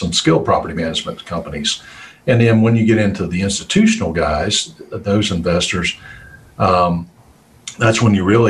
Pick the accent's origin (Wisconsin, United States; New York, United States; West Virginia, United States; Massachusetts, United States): West Virginia, United States; I grew up in West Virginia. I always say I'm just a hillbilly at heart